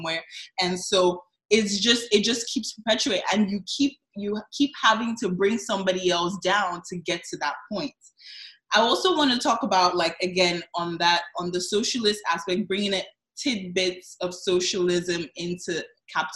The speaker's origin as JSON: {"language": "English", "country": "Nigeria", "said": "I'm Nigerian, so I know I'm surrounded by Ghanaians today, but I'm Nigerian, so I can speak on my people."}